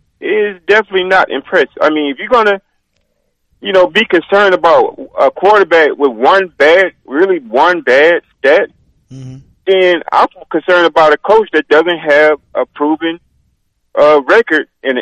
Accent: Louisiana, United States; now in Atlanta, United States; born and raised in Louisiana, but I currently live in the Atlanta, Georgia area.

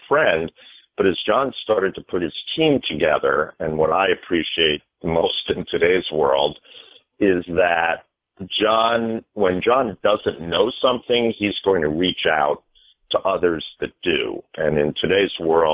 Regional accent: New York Metro, United States; since I was a little kid growing up in the New York Metro

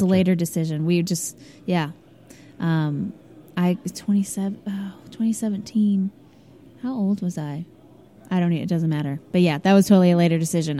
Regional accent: St. Louis, Missouri, United States; moved away as an adult; also born or lived in Columbia, Missouri; now in Nashville, United States; I'm originally from St. Louis, Missouri

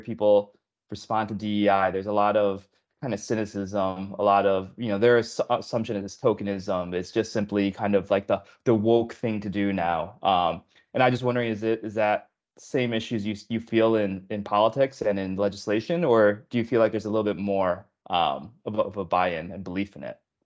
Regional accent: Illinois, United States; Illinois is my home state too

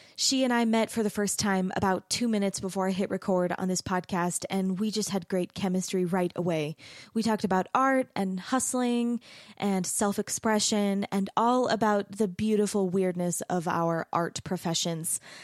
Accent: Mesa, Arizona, United States; now in Utah, United States; I grew up in Mesa, Arizona

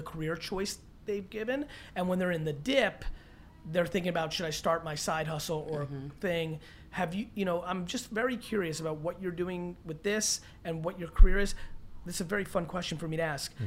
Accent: Edison, New Jersey, United States; I grew up in Edison

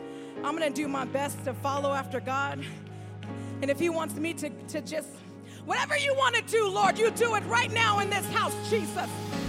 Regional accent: Tulare, California, United States; now in Fort Myers, United States; I as most of you know, I am not a native to Florida. I'm from California, a city called Tulare, and it is but just a small speck on the map.

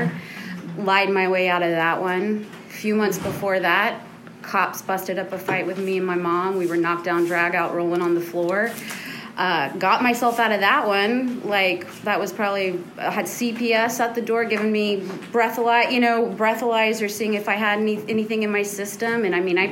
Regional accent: Houston, Texas, United States; I grew up in the Montrose in Houston

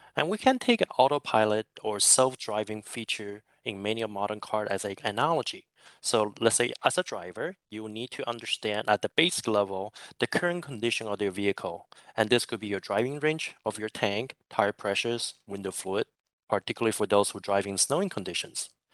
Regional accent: San Francisco Bay Area, California, United States; now in Singapore; I'm originally from San Francisco Bay Area, but I'm currently residing in Singapore

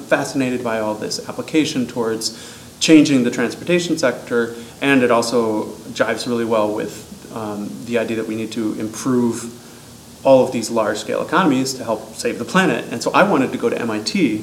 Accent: Waukesha, Wisconsin, United States; I'm from Waukesha, Wisconsin.

